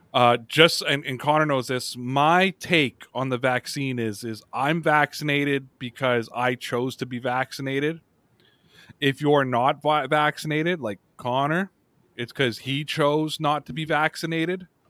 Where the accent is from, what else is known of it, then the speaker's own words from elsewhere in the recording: Canada; my home country of Canada